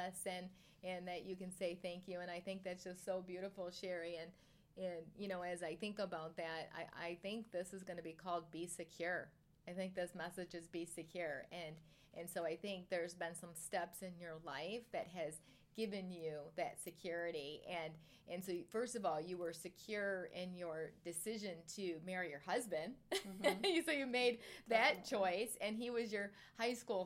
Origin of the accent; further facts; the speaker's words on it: Michigan, United States; from Michigan like me